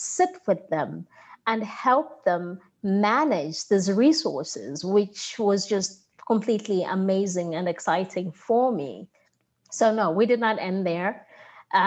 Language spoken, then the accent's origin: English; Zambia; now in United States; my home country